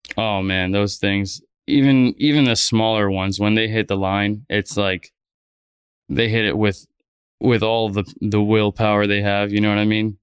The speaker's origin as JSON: {"language": "English", "town": "Fort Lauderdale", "region": "Florida", "country": "United States", "tie": "born or raised there", "also_born_or_lived": "Miami", "said": "Born and raised in South Florida. I was born in Miami and, uh, grew up in Fort Lauderdale"}